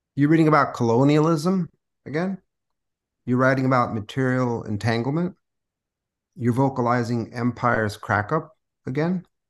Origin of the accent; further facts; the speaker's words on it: San Diego, California, United States; first language Spanish; English is a second language; moved away as an adult; also born or lived in San Francisco; now in New Orleans, United States; I was born in San Diego. I grew up there.